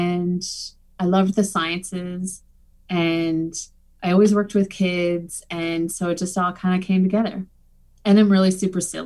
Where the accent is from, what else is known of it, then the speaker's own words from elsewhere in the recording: Saint John, New Brunswick, Canada; I grew up in St. John.